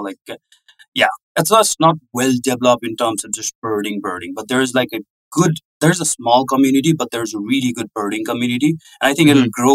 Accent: Kathmandu, Bagmati, Nepal; moved away as an adult; also born or lived in North Dakota, United States; now in United States; I'm from Kathmandu

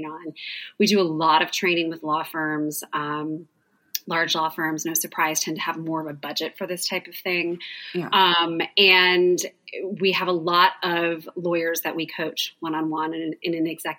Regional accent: Southern Indiana, United States; moved away as an adult; also born or lived in Phoenix, Arizona; I grew up in Southern Indiana

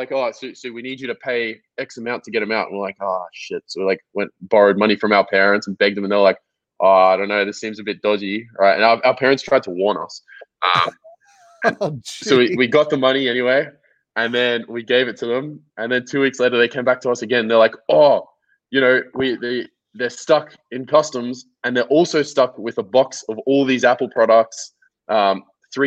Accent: Melbourne, Victoria, Australia; So I grew up in Melbourne, Australia. I was born here in 1996

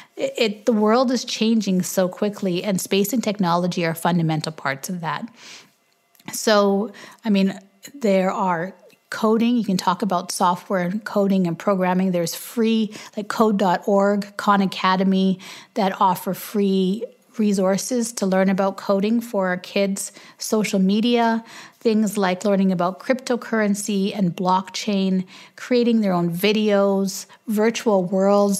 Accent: Canada; we're Canadian

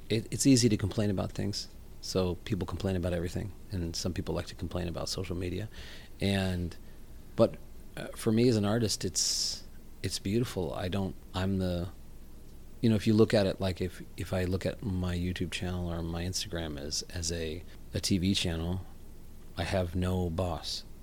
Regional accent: Houston, Texas, United States; accent: non-regional; I grew up in Houston, Texas.

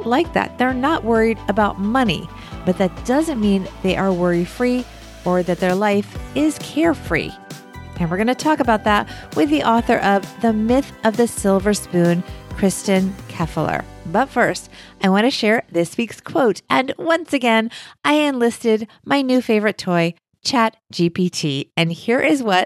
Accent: United States; us Americans

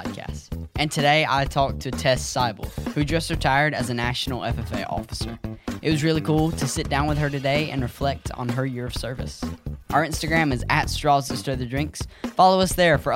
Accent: Georgia, United States; I'm from Georgia

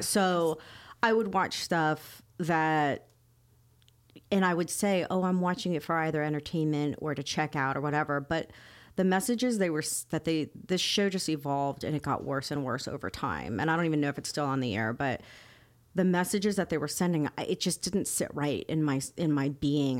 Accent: Miami, Florida, United States; I grew up in Miami

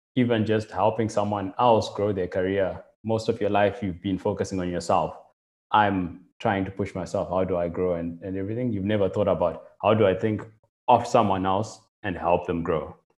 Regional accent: Zimbabwe; moved away as an adult; now in Cape Town, South Africa; so I'm originally from Zimbabwe and got involved and in, got started using computers quite early on, like in primary school

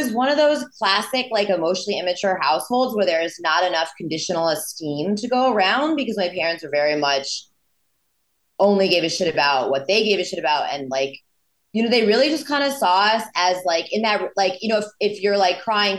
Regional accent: Connecticut, United States

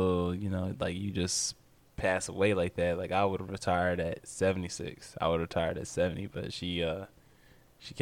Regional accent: United States; as an American

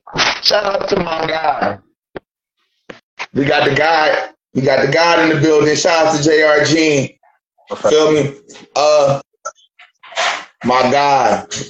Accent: Philadelphia, Pennsylvania, United States; All right, so we all originally from Philly.

